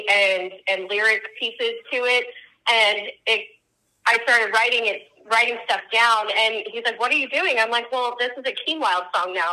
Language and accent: English; Midwest, United States; I grew up in the Midwest